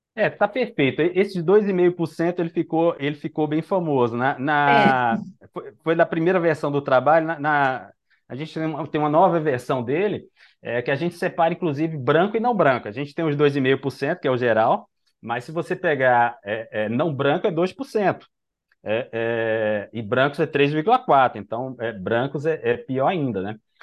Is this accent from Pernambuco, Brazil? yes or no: yes; Recife, Pernambuco, Brazil; eu sou daqui de, de Recife